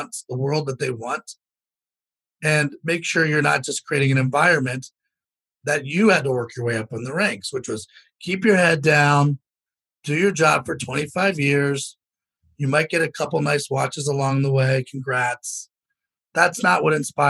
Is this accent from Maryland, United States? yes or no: yes; Potomac, Maryland, United States; I was born in Potomac, Maryland